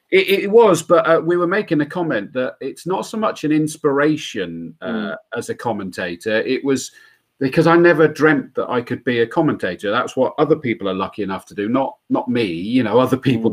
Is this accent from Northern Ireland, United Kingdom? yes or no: no; Yate, South West England, United Kingdom; now in Swindon, United Kingdom; I still only live in Swindon now. I grew up in Yate, the other side, Yater